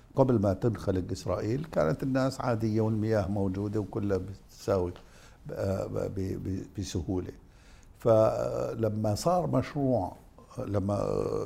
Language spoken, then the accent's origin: Arabic; Jordan; انا اردني